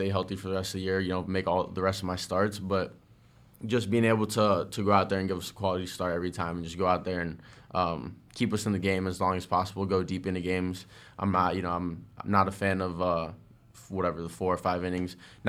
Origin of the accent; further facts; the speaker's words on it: Parkland, Florida, United States; I grew up in Parkland. I always wanted to face Rizzo